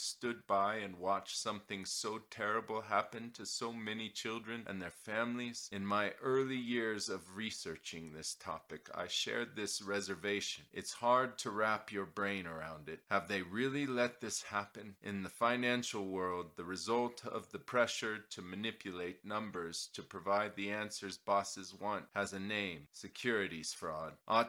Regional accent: Portland, Oregon, United States; Dr. Paul Thomas is a pediatrician in my hometown of Portland, Oregon.

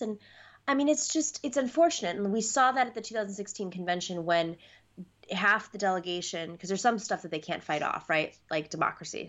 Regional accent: New York, United States; I'm from New York

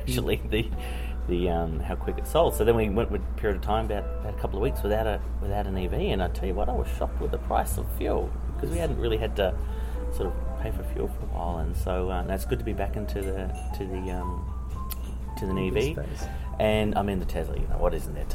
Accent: Australia; moved away as an adult; now in New Zealand; I'm actually Australian, and I've been in here for about 12 years in New Zealand

